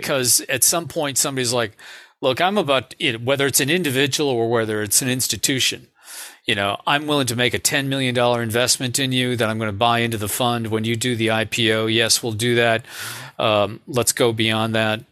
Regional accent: Cleveland, Ohio, United States; I'm from the Midwest. I grew up in Cleveland, Ohio.

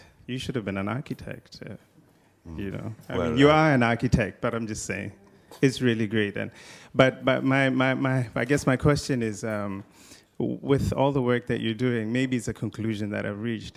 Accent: Botswana; I'm from Botswana in Africa

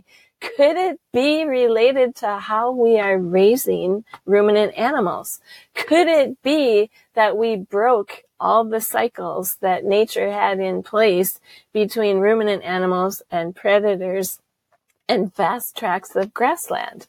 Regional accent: United States; accent: American; moved away as an adult; now in Lake District, United Kingdom; my American accent

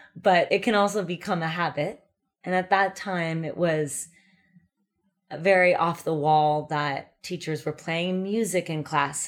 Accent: California, United States; moved away as an adult; also born or lived in New York City; growing up in California

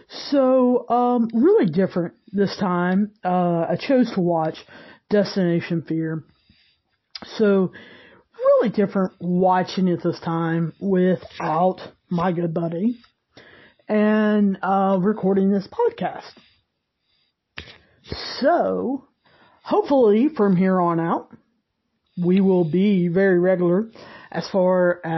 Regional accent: the South, United States; I'm from the South. There's actually a town called St. Albans that's, I don't know, 10 minutes from me.

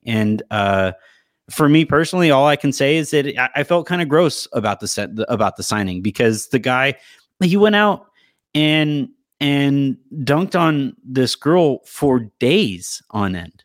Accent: Yorba Linda, California, United States; I grew up in Orange County, in Yorba Linda, of all places, Richard Nixon's birthplace

